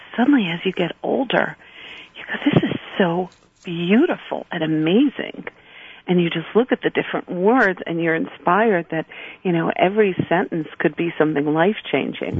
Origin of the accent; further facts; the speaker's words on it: New York City, New York, United States; I grew up in Borough Park. You know, I, I joke a little shtetl in Brooklyn